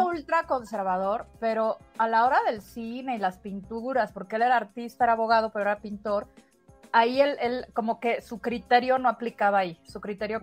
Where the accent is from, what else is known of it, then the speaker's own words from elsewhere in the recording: Mexico; also born or lived in Spain; como somos los mexicanos